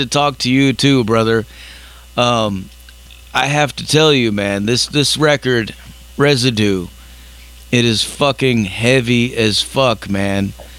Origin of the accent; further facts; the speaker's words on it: California, United States; now in Tennessee, United States; I was born in California, but I'm living in Tennessee right now, USA.